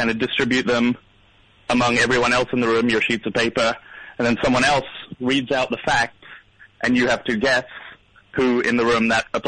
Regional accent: Kentucky, United States; Everyone knows I'm from Kentucky.

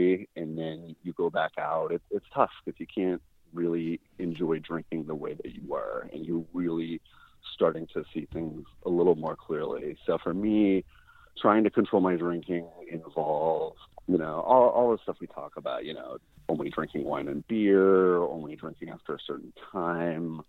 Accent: Phoenix, Arizona, United States; now in Los Angeles, United States; I am from Phoenix, Arizona, originally. I live in LA now.

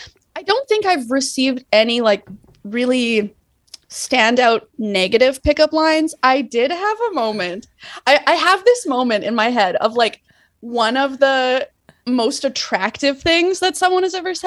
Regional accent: Manitoba, Canada; I'm from Canada. Yeah, I'm from Manitoba.

